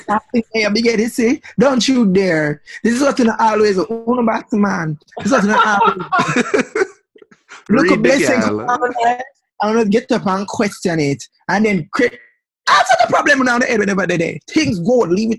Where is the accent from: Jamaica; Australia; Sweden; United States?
Jamaica; three hair-whipping, heel-strutting Jamaican queens talk about LGBTQ politics, pop culture, growing up in the Caribbean